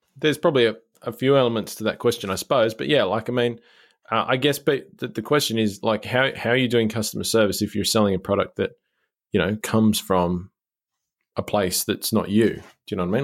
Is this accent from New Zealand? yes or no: no; Australia; as an Australian